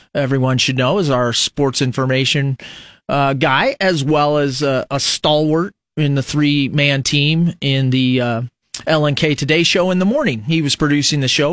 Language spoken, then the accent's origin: English; United States; As an American